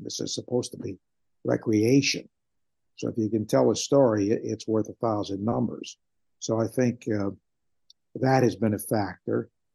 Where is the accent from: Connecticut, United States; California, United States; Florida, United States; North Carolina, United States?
Connecticut, United States; New Haven; moved away; I grew up in the New Haven area